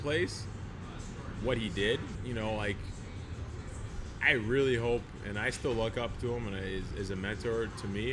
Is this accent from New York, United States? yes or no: no; Chicago, Illinois, United States; I literally, like you said, grew up in my dad's restaurant, which is from where we are right now